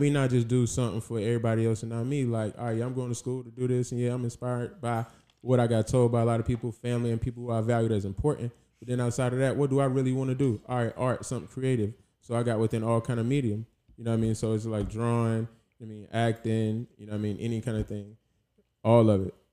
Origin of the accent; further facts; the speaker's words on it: South Carolina, United States; moved away as an adult; also born or lived in Jacksonville, Florida; now in Los Angeles, United States; I grew up mainly in Carolina. I moved from Florida at seven, and then from Carolina, I stayed there till, well, like, twenty-three, twenty-four